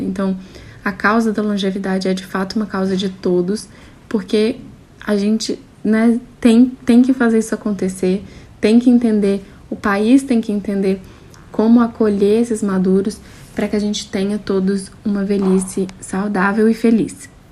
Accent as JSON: {"language": "Portuguese", "region": "Minas Gerais", "country": "Brazil", "said": "eu sou mineira, tenho 31 anos"}